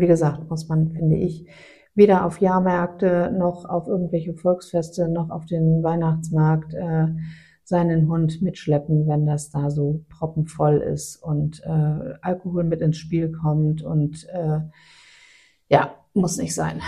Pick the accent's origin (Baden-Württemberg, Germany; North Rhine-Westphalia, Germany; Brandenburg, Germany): North Rhine-Westphalia, Germany; Aachen; moved away; also born or lived in northern Germany; wir haben ja in Aachen gewohnt, ich bin mhm. ja gebürtig aus Aachen